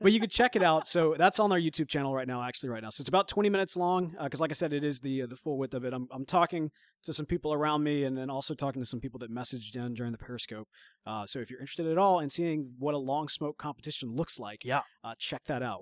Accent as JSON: {"language": "English", "region": "Mississippi", "country": "United States", "said": "we are from Mississippi"}